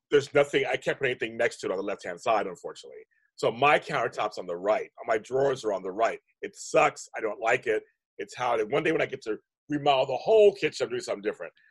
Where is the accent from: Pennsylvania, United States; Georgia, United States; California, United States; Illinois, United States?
California, United States; Inglewood; I'm from Inglewood